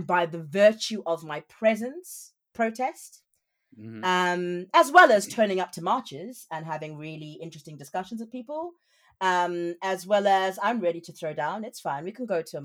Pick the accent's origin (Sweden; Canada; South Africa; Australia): South Africa; moved away as an adult; now in United Kingdom; I'm South African, so I'm not even from here, and I'm an immigrant in the UK